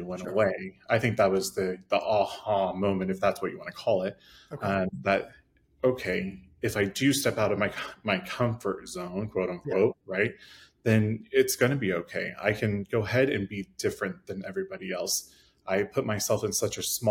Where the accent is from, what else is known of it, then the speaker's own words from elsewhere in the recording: Midwest, United States; I grew up in the Midwest, I'm gay, and so obviously that is not normal around our area, small town America